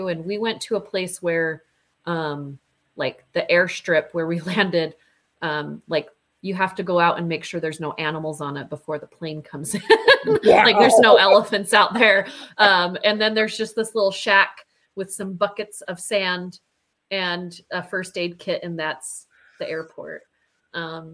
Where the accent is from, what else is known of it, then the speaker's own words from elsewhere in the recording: Utah, United States; we're from United States and we're from Utah